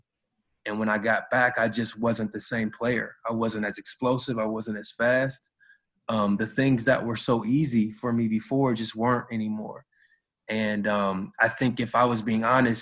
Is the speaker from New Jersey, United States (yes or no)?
no; Cincinnati, Ohio, United States; moved away as an adult; back in my hometown